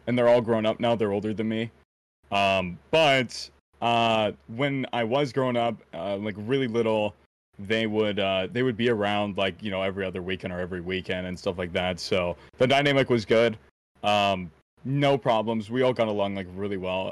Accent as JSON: {"language": "English", "area": "around Chicago, the Midwest", "region": "Illinois", "country": "United States", "tie": "born or raised there", "said": "I was born right around Chicago, like, the Midwest area"}